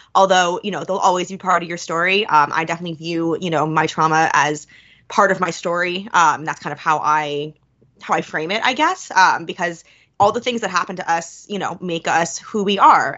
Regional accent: New York, United States; now in Philadelphia, United States; I'm from New York

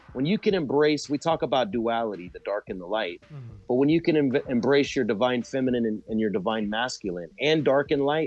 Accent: Galveston, Texas, United States; now in Sri Lanka; where I was born in Galveston

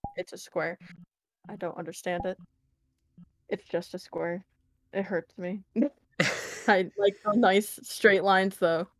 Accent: United States; I'm American

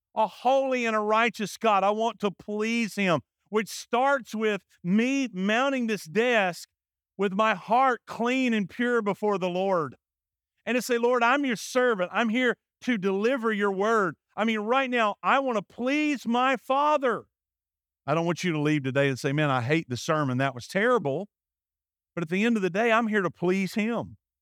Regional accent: Alabama, United States; I'm from Alabama.

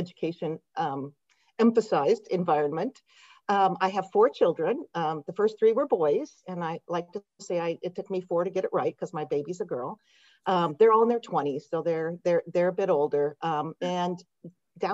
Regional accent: Yakima Valley, Eastern Washington, United States; moved away as an adult; also born or lived in Metro Detroit, Michigan; now in Modesto, United States; I grew up in Eastern Washington, in the Yakima Valley

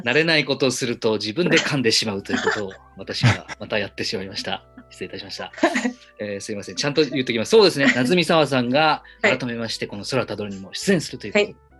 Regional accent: Yamanashi, Japan; 僕の、えー、と出身の山梨

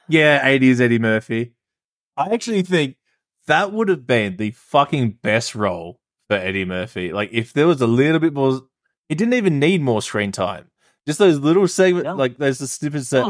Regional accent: Australia; I'm Australian

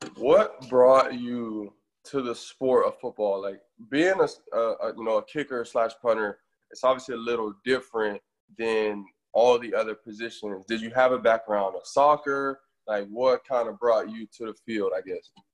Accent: Florida, United States; I'm from Florida myself

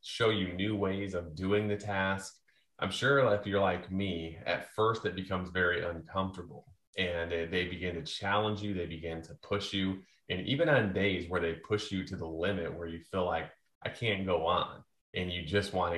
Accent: United States; I grew up on the Mississippi River

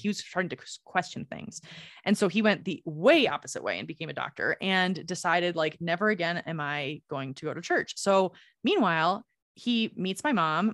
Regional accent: Michigan, United States; the town that I grew up in in Michigan is pretty much almost exclusively Catholic

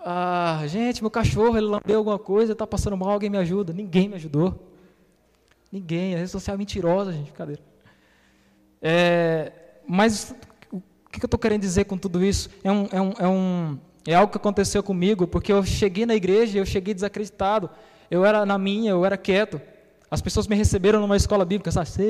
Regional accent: São Paulo, Brazil; Minha família é baiana. Eu sou paulista.

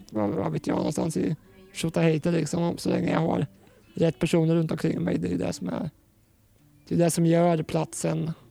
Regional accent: Finspång, Östergötland, Sweden; also born or lived in Norrköping; Jag växte upp i Finspång, gjorde jag.

